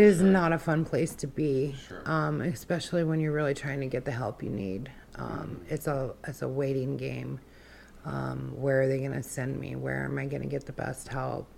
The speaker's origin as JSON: {"language": "English", "town": "Wasilla", "region": "Alaska", "country": "United States", "tie": "born or raised there", "also_born_or_lived": "Fairbanks, Alaska / Kenai, Alaska", "said": "I grew up in Wasilla. Um, that's where I went to school, uh, grade school and high school"}